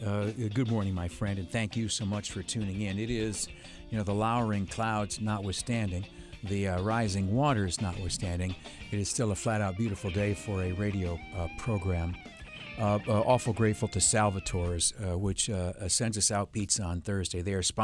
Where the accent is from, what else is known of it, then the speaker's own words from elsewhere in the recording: New York, United States; Where I grew up in the Southern Tier, the Southern Tier of New York is the northern fringe of Appalachia, right?